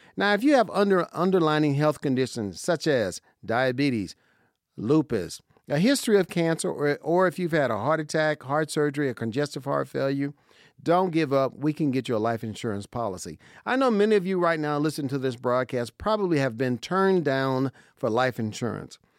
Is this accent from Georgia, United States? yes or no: no; Las Vegas, Nevada, United States; I was born and raised in Vegas